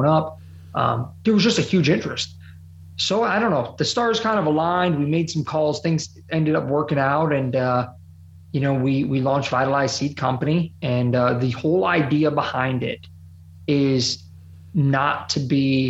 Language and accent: English; Ohio, United States; growing up in Ohio